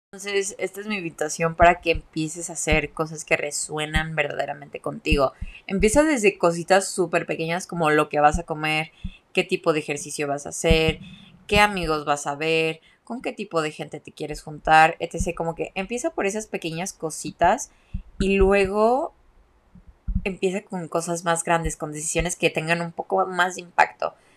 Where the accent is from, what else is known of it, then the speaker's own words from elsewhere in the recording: Mexico; moved away; also born or lived in Guadalajara; soy mexicana